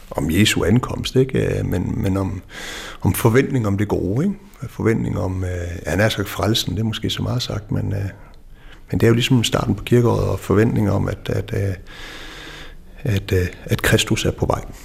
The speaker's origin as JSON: {"language": "Danish", "area": "West Jutland", "region": "Central Denmark Region", "country": "Denmark", "tie": "born or raised there", "said": "jeg er opvokset i Vestjylland"}